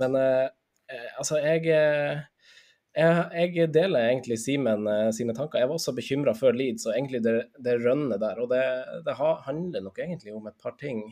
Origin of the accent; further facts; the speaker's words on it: Finnsnes, Troms, Norway; moved away; jeg er fra Finnsnes, da jeg fortsatt bodde på Finnsnes